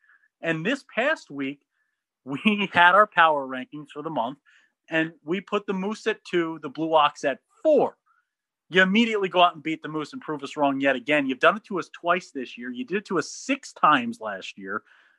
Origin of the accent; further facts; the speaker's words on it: New Jersey, United States; accent: Jersey; I don't know why my Jersey accent came out there.